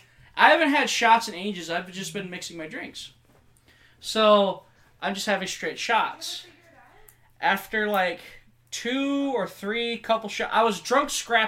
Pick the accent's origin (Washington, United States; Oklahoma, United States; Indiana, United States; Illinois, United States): Illinois, United States; Belvidere; I do tell people I'm from Rockford.